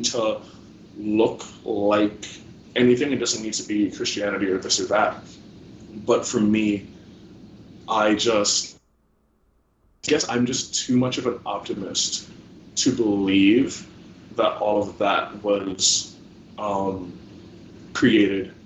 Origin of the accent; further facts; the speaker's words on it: New Jersey, United States; where I grew up in New Jersey